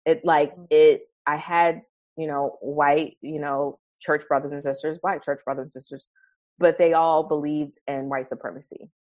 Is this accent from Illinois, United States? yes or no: no; New York City, New York, United States; I grew up in Harlem, New York